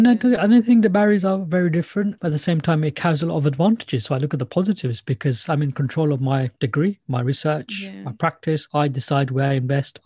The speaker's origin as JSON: {"language": "English", "town": "Luton", "region": "East of England", "country": "United Kingdom", "said": "I'm from Luton"}